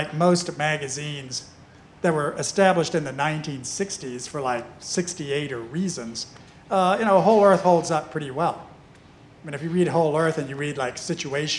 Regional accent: United States; I'm American

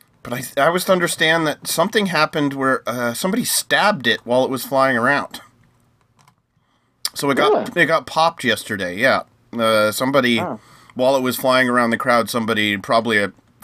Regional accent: United States; I'm American

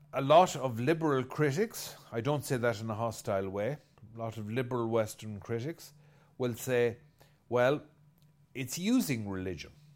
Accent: Ireland; I'm an Irishman

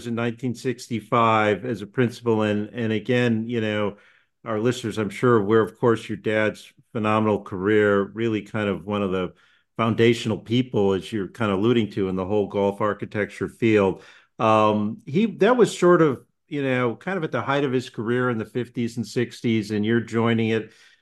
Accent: West Hartford, Connecticut, United States; I grew up in West Hartford, Connecticut

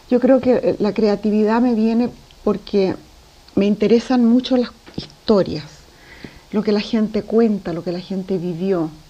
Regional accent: Lima, Peru; born there; also born or lived in Chile; Nací en Lima, mi padre abandonó a mi madre, nos vinimos a Chile, después mi mamá se casó con un diplomático, fuimos viajando por el mundo.

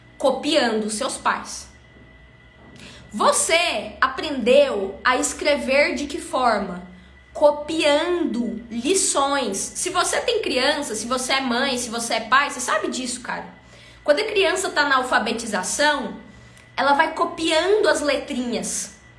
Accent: Brazil; accent: caipira; o meu sotaque caipira

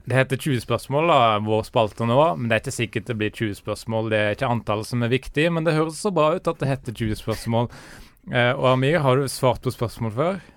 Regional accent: Haugesund, Rogaland, Norway; jeg er fra Haugesund og er 28 år

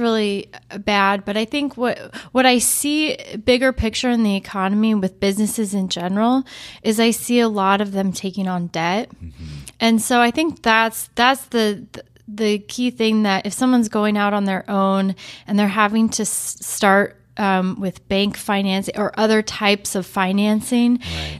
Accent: Portland, Oregon, United States; I was actually born and raised in Portland.

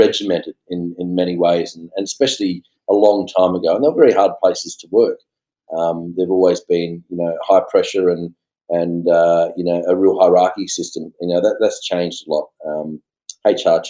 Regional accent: Blacktown, New South Wales, Australia; also born or lived in Tamworth, New South Wales; I was born in Tamworth, lived on a farm for 4 or 5 years, And then we left and went to a dairy farm. And we actually left that dairy farm when I was about 8, and we moved to the Western suburbs. So I actually grew up mainly around Blacktown area

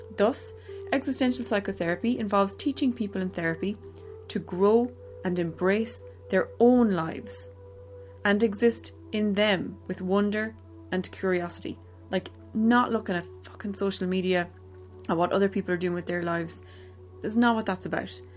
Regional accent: Ireland; growing up in Ireland in the late 80s, early 90s

